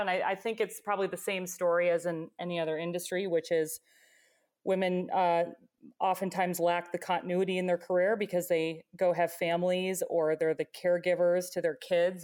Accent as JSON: {"language": "English", "region": "Michigan", "country": "United States", "tie": "born or raised there", "said": "was born and raised in Michigan"}